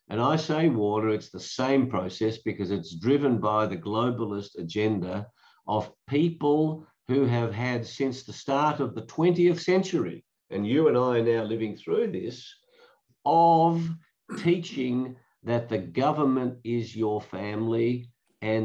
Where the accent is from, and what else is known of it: Australia